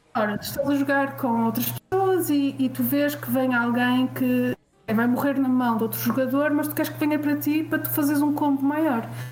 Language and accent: Portuguese; Portugal; sendo eu portuguesa